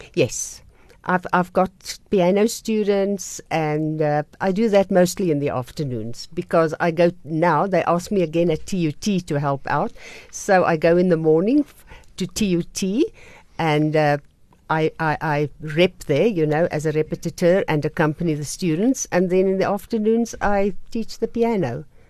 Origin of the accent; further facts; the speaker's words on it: Krugersdorp, Gauteng, South Africa; also born or lived in Vicksburg, Free State; now in Pretoria, South Africa; I grew up in Krugersdorp, went to Monument High School, and from there I went to Pretoria